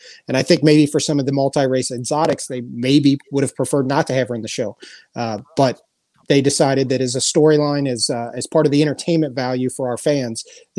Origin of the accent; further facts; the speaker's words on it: Cincinnati, Ohio, United States; moved away; also born or lived in Los Angeles; born and raised in Cincinnati, so not far from Louisville and Lexington. I worked at HRTV for years in Los Angeles at Santa Anita.